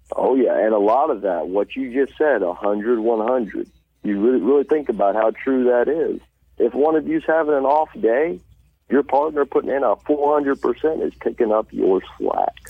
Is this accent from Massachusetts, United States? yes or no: no; Poplar Bluff, Missouri, United States; I'm from Poplar Bluff, Missouri. Uh, I'm not from the city part. I'm up from W Highway. That's back up in the hills